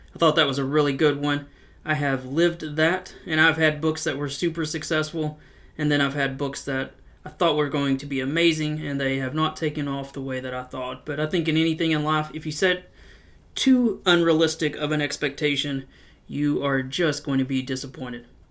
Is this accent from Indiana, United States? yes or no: no; Knoxville, Tennessee, United States; born or raised there